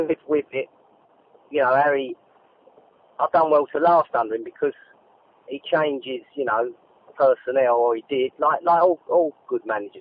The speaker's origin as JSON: {"language": "English", "region": "London", "country": "United Kingdom", "tie": "born or raised there", "said": "Both sets of my parents were East Enders. I was born in Mile End"}